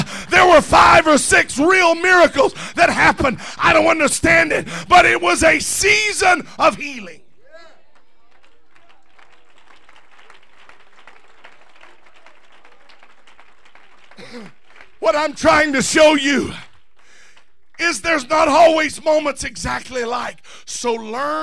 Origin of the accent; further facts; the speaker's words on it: Louisiana, United States; now in California, United States; I grew up in Louisiana